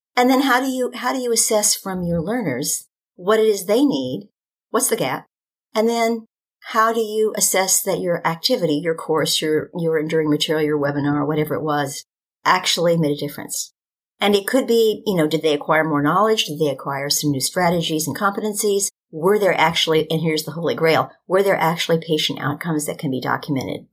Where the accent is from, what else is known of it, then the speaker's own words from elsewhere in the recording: Kentucky, United States; the University of Kentucky School of Medicine. It's my home state.